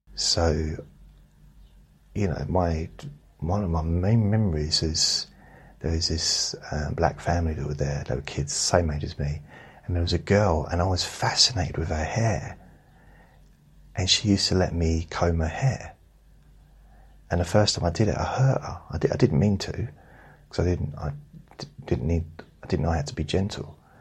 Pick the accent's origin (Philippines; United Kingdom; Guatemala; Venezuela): United Kingdom; I'm British. I have to say thank you and sorry a lot. I've been brought up to do it